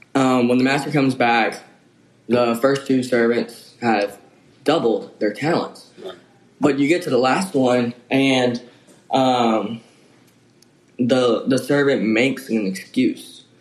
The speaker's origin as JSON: {"language": "English", "town": "Jackson", "region": "Tennessee", "country": "United States", "lives_now": "Henderson, United States", "said": "I'm from Jackson, Tennessee."}